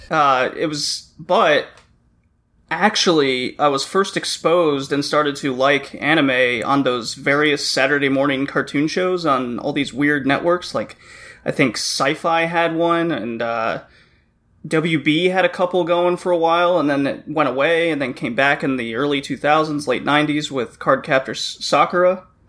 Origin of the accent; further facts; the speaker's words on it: Texas, United States; moved away as an adult; also born or lived in Louisiana; now in Toronto, Canada; I grew up in Texas and then I worked in Louisiana for a while